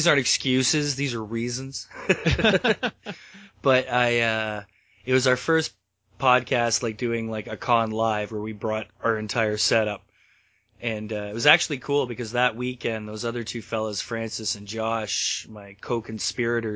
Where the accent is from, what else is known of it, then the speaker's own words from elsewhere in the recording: Canada; I'm a Canadian boy